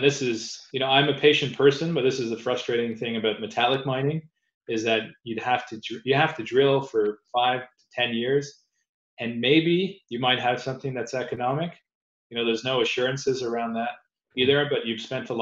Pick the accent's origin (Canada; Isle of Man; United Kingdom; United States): Canada; As a Canadian